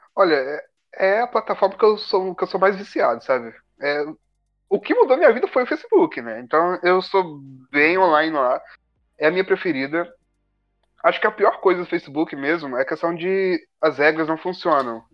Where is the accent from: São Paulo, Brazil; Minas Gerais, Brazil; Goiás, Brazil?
Minas Gerais, Brazil; now in Rio de Janeiro, Brazil; Eu tava em Minas ainda, eu sou mineiro